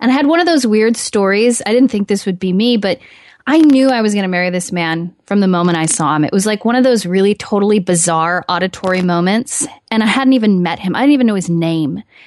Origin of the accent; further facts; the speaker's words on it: Midwest, United States; hometown, good old-fashioned, um, roots of the Midwest, hardworking people